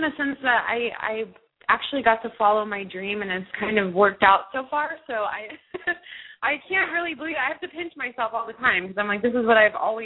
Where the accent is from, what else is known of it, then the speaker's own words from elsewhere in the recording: Snellville, Georgia, United States; moved away; I was born and raised in Georgia. I was actually, I say Atlanta because no one really knows the town that I'm actually from. It's called Snellville.